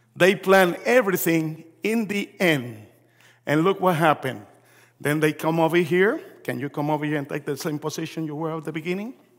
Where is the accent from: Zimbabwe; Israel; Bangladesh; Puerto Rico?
Puerto Rico; also born or lived in New York, United States; I was born in New York. My parents are Puerto Rican. We moved back to Puerto Rico when I was three, four years old.